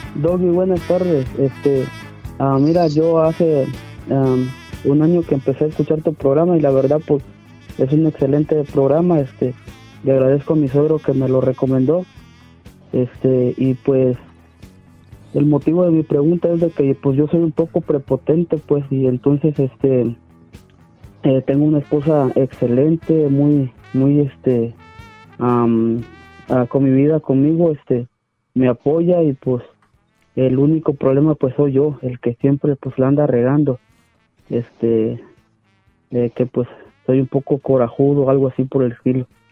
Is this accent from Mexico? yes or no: yes; Ciudad Hidalgo, Chiapas, Mexico; moved away; also born or lived in Tijuana / Sonora